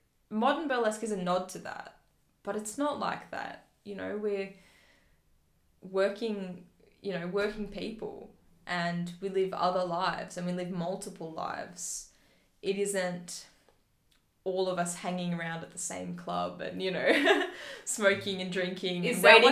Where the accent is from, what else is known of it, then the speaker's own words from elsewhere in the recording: Phillip Island, Victoria, Australia; I grew up on Phillip Island, where the Hemsworths are from